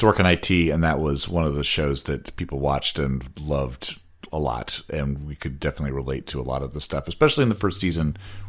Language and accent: English; Omaha, Nebraska, United States; I'm from Omaha. We got a city in Nebraska.